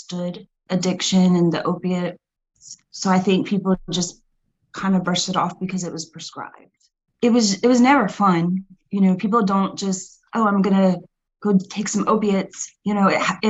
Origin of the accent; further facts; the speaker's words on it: Florida, United States; now in Lafayette, United States; I grew up in Florida years ago